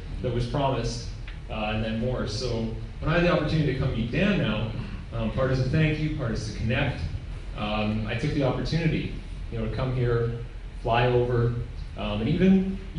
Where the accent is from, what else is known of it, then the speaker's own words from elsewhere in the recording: Victoria, British Columbia, Canada; I'm from Victoria.